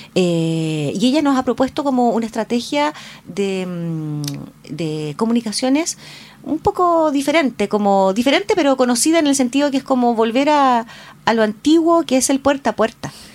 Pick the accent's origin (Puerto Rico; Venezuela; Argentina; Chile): Chile; Coronel, Biobío; Yo soy de, de Coronel, entonces conozco la Casa de la Cultura